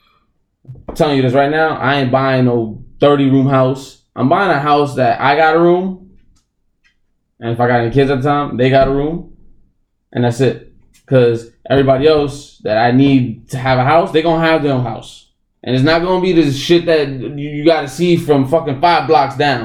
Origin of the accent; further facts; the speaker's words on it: Jersey City, New Jersey, United States; also born or lived in Pennsylvania; I grew up in Jersey City